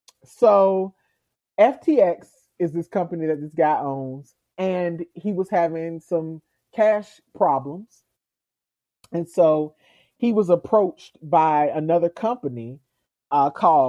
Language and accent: English; United States; I am an American